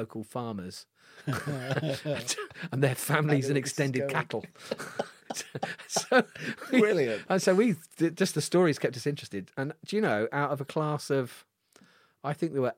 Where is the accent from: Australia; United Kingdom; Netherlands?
United Kingdom; Launceston, South West England; I grew up in Cornwall. I grew up in Lanson.